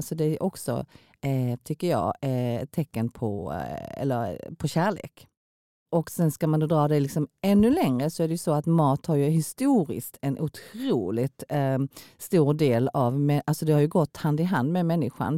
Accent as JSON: {"language": "Swedish", "town": "Kristianstad", "region": "Skåne", "country": "Sweden", "also_born_or_lived": "South Korea / Stockholm / Helsingborg", "moved": "as an adult", "lives_now": "Malmö, Sweden", "said": "jag kommer ju då från Kristianstad och min man kommer ifrån Blekinge."}